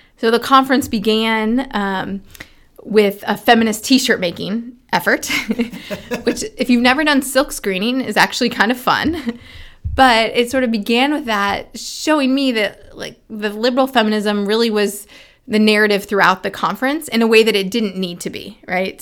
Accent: Indiana, United States; my home state senator from Indiana

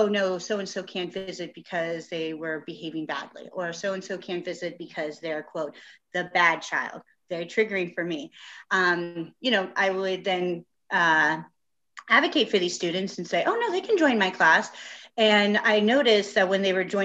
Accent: San Diego, California, United States; born and raised in San Diego

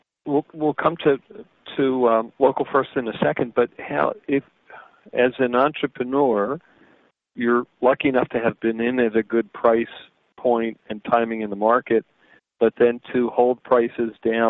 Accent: Philadelphia, Pennsylvania, United States; I grew up in Philadelphia

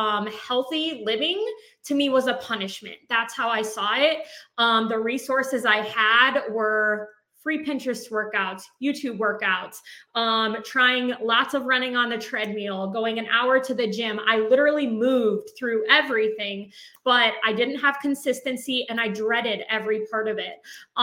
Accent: White Lake, United States; We were born and raised in White Lake, and we kind of, you know, separated, going to college and stuff, and then we both ended up back in our hometown

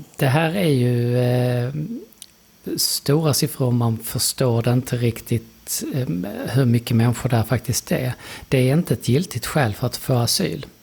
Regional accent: Lund, Skåne, Sweden; jag är från Lund.

